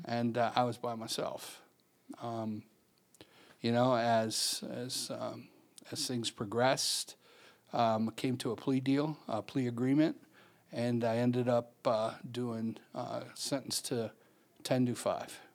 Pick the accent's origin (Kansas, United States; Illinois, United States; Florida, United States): Illinois, United States; Chicago; born and raised in Chicago